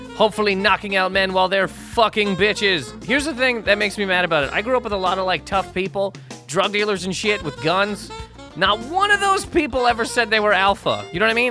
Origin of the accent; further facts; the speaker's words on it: Canada; moved away as an adult; now in New York, United States; living in Canada for twenty s, twenty-five years of my life